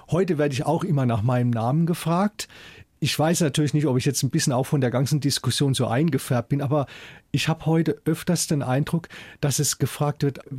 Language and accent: German; Mannheim, Baden-Württemberg, Germany; also born or lived in Schwetzingen; in meiner Kindheit in Mannheim und dann auch in Schwetzing, habe ich nie irgendwas gemerkt an Ressentiments oder sowas.